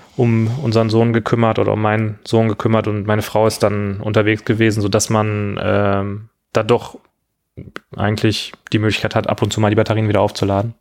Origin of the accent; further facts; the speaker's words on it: near Gelsenkirchen, North Rhine-Westphalia, Germany; ich bin äh, in der Nähe von Gelsenkirchen aufgewachsen